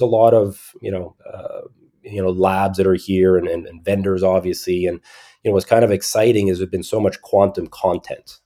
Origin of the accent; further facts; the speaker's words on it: Montreal, Quebec, Canada; I grew up mostly in Montreal, Montreal, Canada